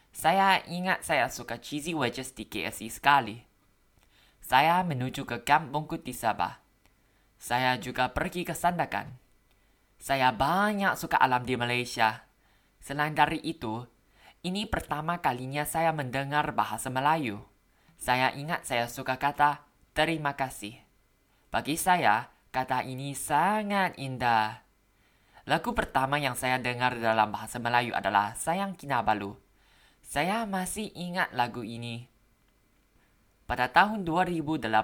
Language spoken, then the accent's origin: Indonesian; Bangkok, Thailand; Indonesian is a second language; Saya orang Thai. Saya berasal dari Bangkok, Thailand. Saya lulus dari sekolah kedokteran baru-baru ini. Saya tinggal di Bangkok seumur hidup saya.